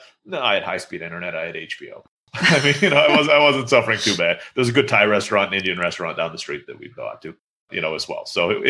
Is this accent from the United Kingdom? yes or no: no; Istanbul, Turkey; moved away as an adult; now in Mexico; And I grew up in Istanbul, Turkey. So all my friends were Turkish and I was speaking Turkish.